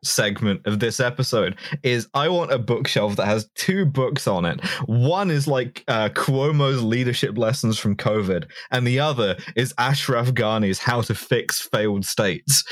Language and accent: English; London, United Kingdom; I grew up in London